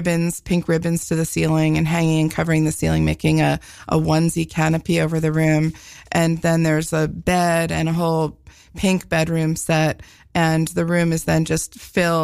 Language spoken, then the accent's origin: English; Sea Cliff, New York, United States; I grew up on Long Island in Seacliff, which is on the North Shore in the township of Oyster Bay.